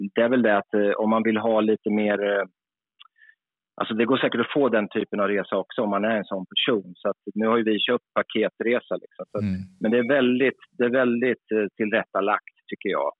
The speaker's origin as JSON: {"language": "Swedish", "country": "Sweden", "said": "som svensk, då, som där man ändå är hyfsad på engelska"}